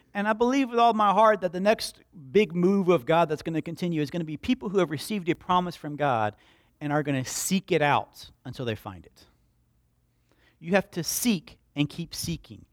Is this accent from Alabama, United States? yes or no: yes; Slapout, Alabama, United States; I was raised in Slapout, Alabama.